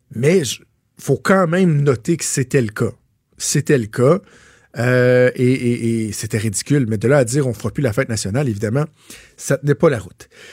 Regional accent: Quebec, Canada; Je suis d'abord avant tout québécois. Je suis canadien aussi. Je suis fier d'être québécois.

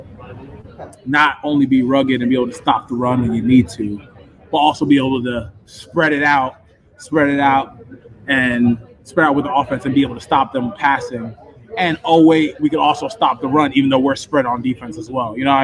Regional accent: Stroudsburg, Pennsylvania, United States; moved away; also born or lived in New Jersey; I grew up in Stroudsburg. You know, I was born in Jersey, but was raised in PA

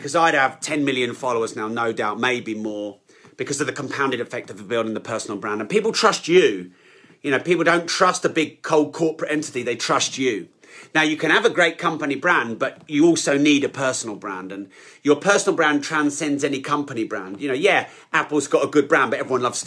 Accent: United Kingdom; I'm so British

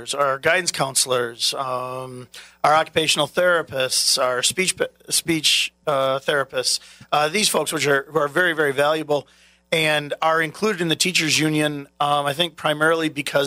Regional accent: La Crosse, Wisconsin, United States; I was born and raised here in La Crosse

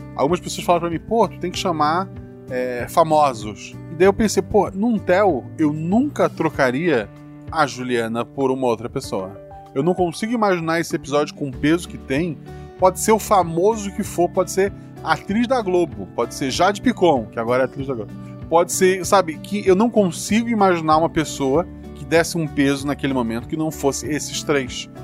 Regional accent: Florianópolis, Santa Catarina, Brazil; moved away as an adult; eu nasci em Florianópolis, vivi lá até os 24 anos

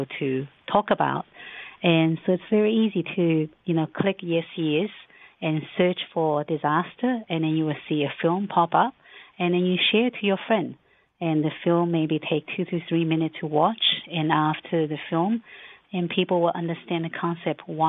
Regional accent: Shanghai, China; Yes, I'm Chinese. I was born in Shanghai

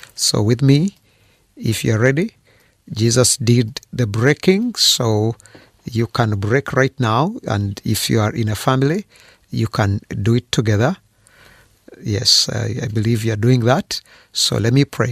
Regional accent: Fort Portal, Western Region, Uganda; I was born in Uganda in, uh, a town called Fort Poro.

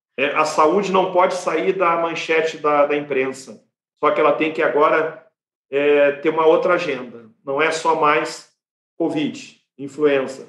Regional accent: Brazil; como brasileiros

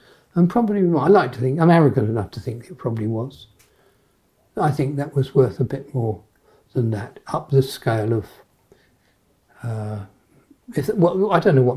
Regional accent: England, United Kingdom; I'm English, and I don't live over there.

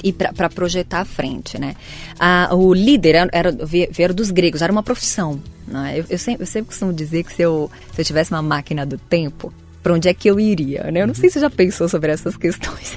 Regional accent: Santo André, São Paulo, Brazil; eu venho de Santo André, sou do ABC Paulista

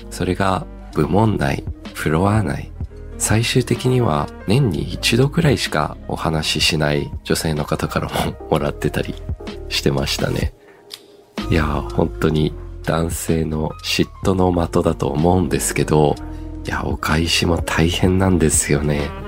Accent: Australia; also born or lived in Japan; 僕帰国子女で二十歳までオーストラリアにいたんですけど、オーストラリアや西洋の国ではホワイトデーがないんですよ。

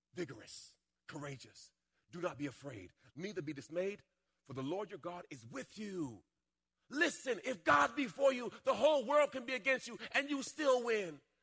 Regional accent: Jamaica; When I was a little boy, I was born in Jamaica. And uh, we were in a rough part of the town.

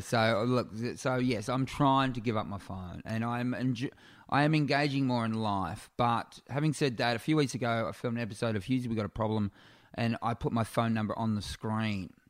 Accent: Warrnambool, Victoria, Australia; now in Melbourne, Australia; my hometown of Warrnambool in South West Victoria

